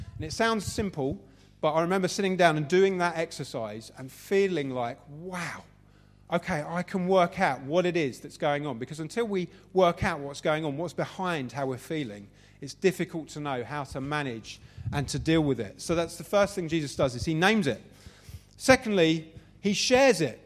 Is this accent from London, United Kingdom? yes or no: yes; London, United Kingdom; Southeast London. So that's where I come from. Uh, pretty much raised in, in that area